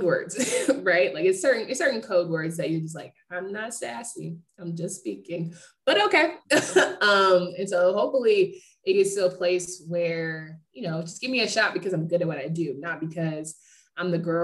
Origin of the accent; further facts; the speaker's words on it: Raleigh, North Carolina, United States; I'm from Raleigh